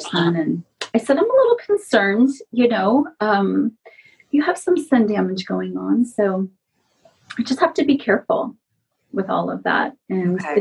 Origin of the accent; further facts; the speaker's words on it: San Francisco Bay Area, California, United States; also born or lived in Los Angeles / Portland; now in Las Vegas, United States; I grew up in the San Francisco Bay Area, but I lived in Los Angeles for 13 years